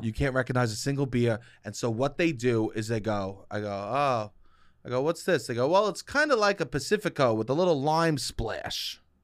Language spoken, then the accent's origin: English; New York, United States; I'm from New York.